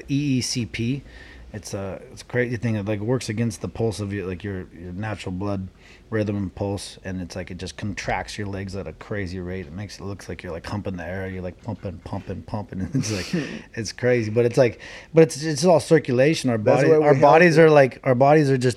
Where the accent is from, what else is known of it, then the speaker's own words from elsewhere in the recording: Santa Cruz, California, United States; I grew up in Santa Cruz.